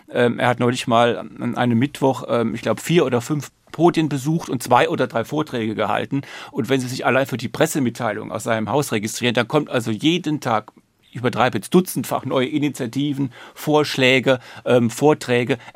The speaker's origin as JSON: {"language": "German", "town": "Ludwigshafen", "region": "Rhineland-Palatinate", "country": "Germany", "said": "Ich komme aus der Pfalz, Ludwigshafen, BASF."}